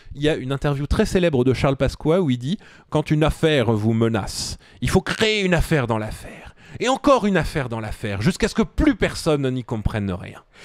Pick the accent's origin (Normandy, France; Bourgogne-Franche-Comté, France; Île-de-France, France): Île-de-France, France; Suresnes; je suis de Suresnes